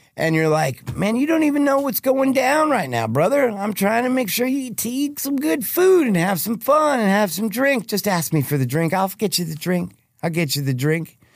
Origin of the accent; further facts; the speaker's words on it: Plano, Texas, United States; I'm from Plano, Texas. Born and raised